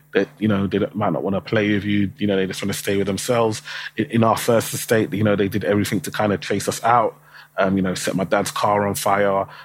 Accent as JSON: {"language": "English", "region": "London", "country": "United Kingdom", "tie": "born or raised there", "said": "I, I grew up in um, Tower Hamlets in East London"}